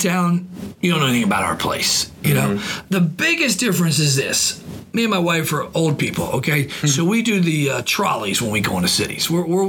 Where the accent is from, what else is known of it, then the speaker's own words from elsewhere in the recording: Washington, District of Columbia, United States; now in Augusta, United States; I grew up in the Washington, D.C. area, and I absolutely abhor it